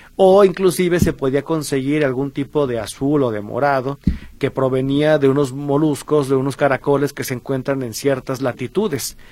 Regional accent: Mexico; para nosotros como mexicanos

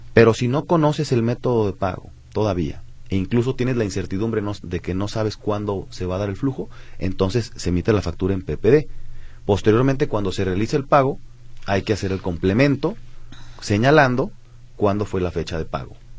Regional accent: Mexico

